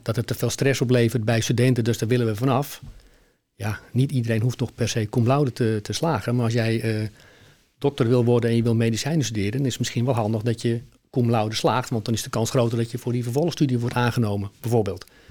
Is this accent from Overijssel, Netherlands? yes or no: no; Heemskerk, North Holland, Netherlands; now in Alkmaar, Netherlands; Ik ben, eh, eh, geboren en opgegroeid in Heemskerk